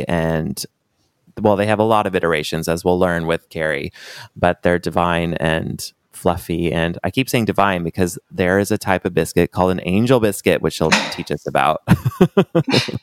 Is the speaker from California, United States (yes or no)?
yes; California, United States; I grew up in the West Coast in California